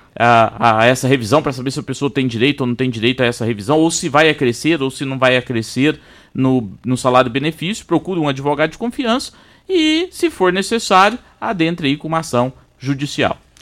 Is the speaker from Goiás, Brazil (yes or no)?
yes; Itumbiara, Goiás, Brazil; eu sou de Tumbiara